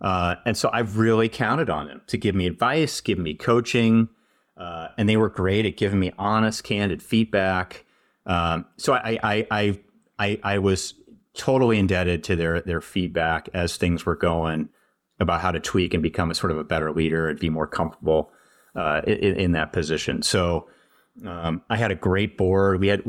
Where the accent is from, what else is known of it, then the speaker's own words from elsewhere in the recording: California, United States; now in Wisconsin, United States; hey, I'm from California. I moved out here from the Bay Area.